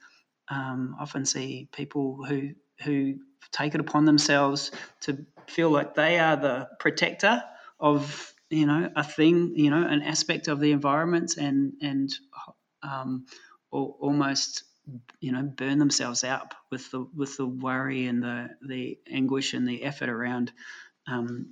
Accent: New Zealand; moved away as an adult; I grew up in New Zealand, and that would have never happened when I left, 30 years ago

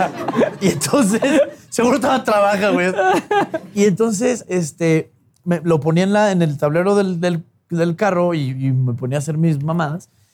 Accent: Chihuahua, Mexico; yo nazco en Chihuahua hace 37 años, que me va súper más joven, entiendo. Este, y, infancia padre, güey. O sea, feliz niño de rancho

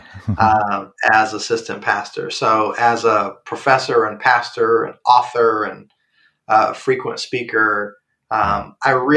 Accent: Chicago, Illinois, United States; I'm from the South Side of Chicago

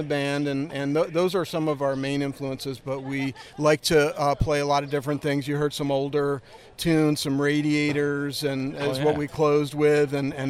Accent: Westport, Connecticut, United States; I grew up in Westport, Connecticut.

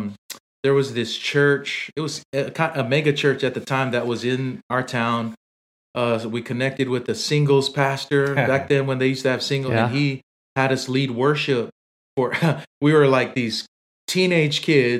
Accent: Samoa; Roby was one of the guys we grew up on in Samoa.

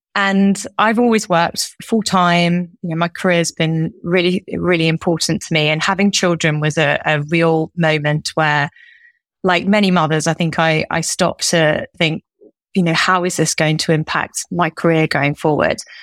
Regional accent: Derby, East Midlands, United Kingdom; moved away; I'm originally from Derby. I'm one of four, and I grew up in a house where my parents both worked

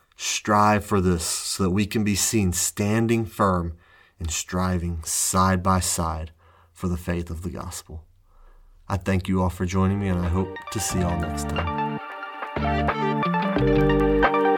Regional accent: United States; I am from the United States

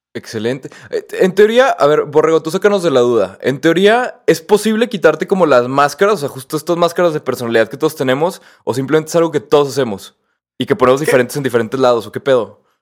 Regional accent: Mexico; yo nunca me había sentido tan mexicano

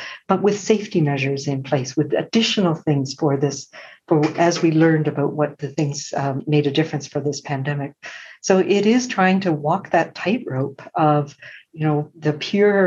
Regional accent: Prince Edward Island, Canada; now in British Columbia, Canada; I'm a settler, but I grew up in Mi'kmaq territory in Prince Edward Island

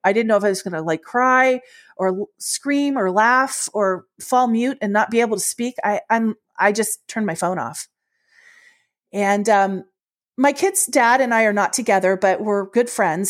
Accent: Washington, District of Columbia, United States; also born or lived in Ohio; I was born in Ohio, although when I was little, we moved to Washington, D C, which is my hometown

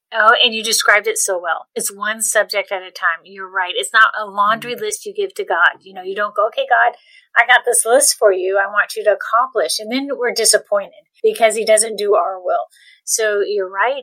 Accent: Cocoa Beach, Florida, United States; I grew up in Cocoa Beach, Florida

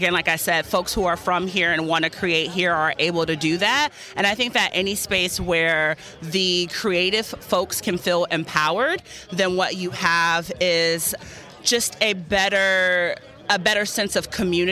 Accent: Oakland, California, United States; I'm from East Oakland.

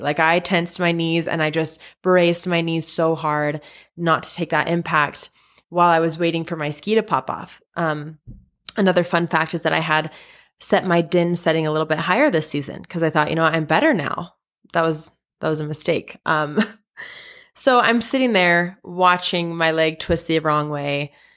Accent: Salt Lake City, Utah, United States; I am from Salt Lake City, Utah, born and raised.

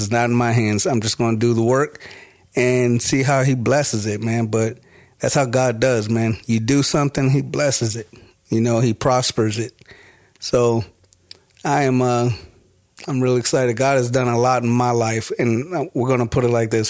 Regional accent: Prince George's County, Maryland, United States; also born or lived in Washington, D.C.; I am from Washington, D C. Um, born there and raised mo-, mostly in, uh, in Maryland. Uh, so we'll say, like, Prince George's County

